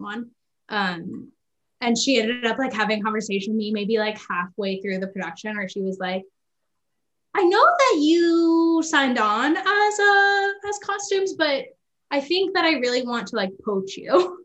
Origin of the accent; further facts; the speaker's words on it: Kansas City, Missouri, United States; also born or lived in Claremont, California; I was born in Kansas City uh, in 1994